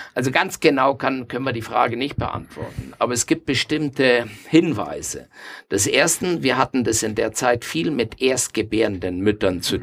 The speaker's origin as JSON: {"language": "German", "country": "Argentina", "moved": "as an adult", "lives_now": "Nuremberg, Germany", "said": "ich stamme aus Argentinien"}